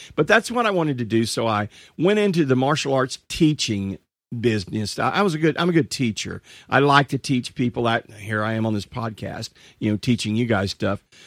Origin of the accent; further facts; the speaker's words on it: Marshall, Texas, United States; my hometown happens to be, uh, a little town in East Texas called Marshall, Texas.